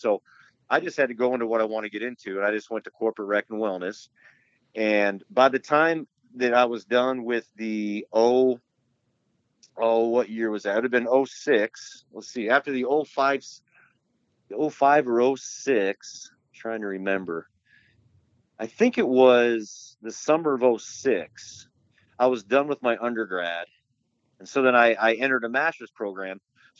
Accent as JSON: {"language": "English", "town": "Atlantic", "region": "Iowa", "country": "United States", "tie": "born or raised there", "also_born_or_lived": "Maryville, Missouri / Cedar Falls, Iowa", "said": "back in my hometown, Atlantic, Iowa, then Cedar Falls"}